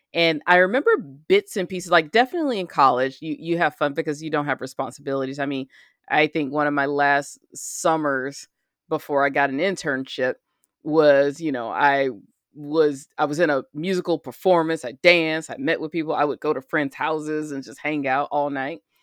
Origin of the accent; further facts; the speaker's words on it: United States; I'm an American